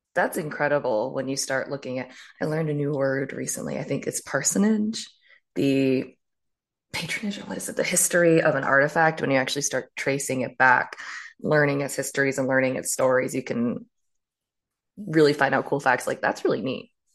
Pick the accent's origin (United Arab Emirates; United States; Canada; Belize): United States; Maryland; I grew up in a far more, um, re, like, removed area in Maryland